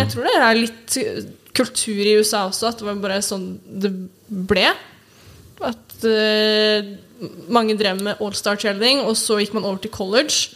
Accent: Oslo, Norway; jeg er oppvokst på Sognsvann

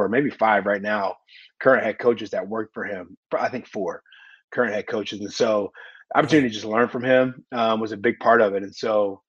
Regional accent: Indianapolis, Indiana, United States; I was born in Indy. My mom grew up here in Indianapolis. My whole family's here. I went to college here.

